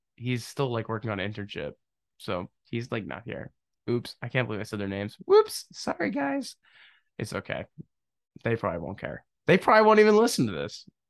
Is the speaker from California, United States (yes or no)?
no; Pennsylvania, United States; also born or lived in New Jersey; Pennsylvania, my home state. technically not my home state. I was born in New Jersey without my consent.